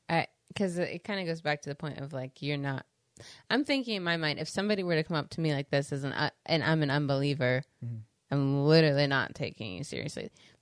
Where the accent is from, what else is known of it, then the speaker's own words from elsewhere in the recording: St. Clairsville, Ohio, United States; St. Clairsville.